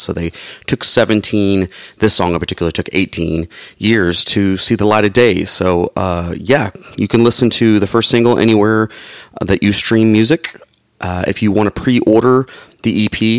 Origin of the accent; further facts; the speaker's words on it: Atlanta, Georgia, United States; my hometown, Atlanta, Georgia